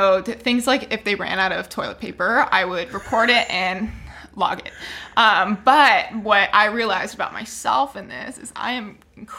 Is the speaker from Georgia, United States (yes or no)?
no; Hawaii, United States; born or raised there